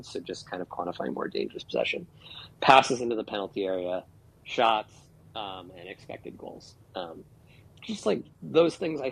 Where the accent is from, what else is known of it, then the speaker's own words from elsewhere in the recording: United States; I'm an American